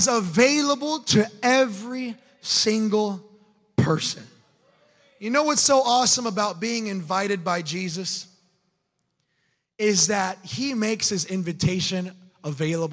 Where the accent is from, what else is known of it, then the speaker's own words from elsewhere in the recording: Florida, United States; I'm from Florida